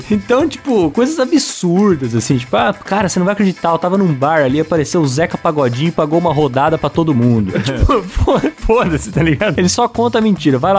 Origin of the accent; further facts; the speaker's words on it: São Paulo, Brazil; sou de São Paulo e trabalho como desenvolvedor de sistemas